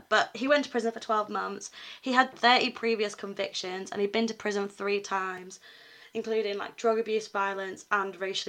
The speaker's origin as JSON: {"language": "English", "area": "Cornwall", "region": "South West England", "country": "United Kingdom", "moved": "yes", "lives_now": "Huddersfield, United Kingdom", "said": "Yeah, we're both from Cornwall."}